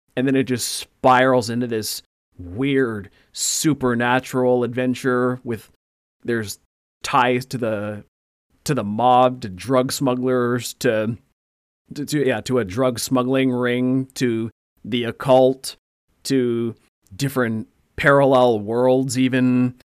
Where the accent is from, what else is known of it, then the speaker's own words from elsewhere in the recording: Canada; we're Canadian